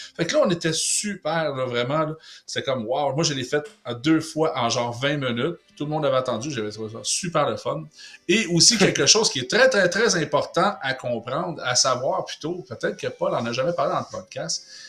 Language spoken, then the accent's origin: French; Quebec, Canada; en tant que Québécois